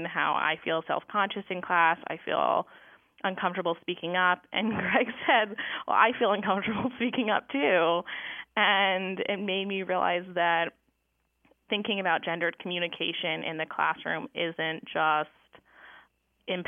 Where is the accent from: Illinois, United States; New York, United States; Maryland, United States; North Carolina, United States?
North Carolina, United States; Durham; moved away as an adult; also born or lived in Michigan; I grew up in Durham, North Carolina, at a Quaker school, and I attended the Carolina Friends School